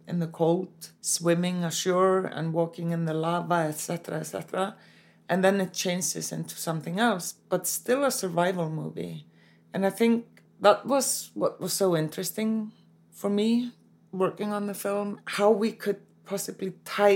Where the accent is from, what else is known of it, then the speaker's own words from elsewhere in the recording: Reykjavik, Capital Region, Iceland; I'm born and raised in Reykjavik, Iceland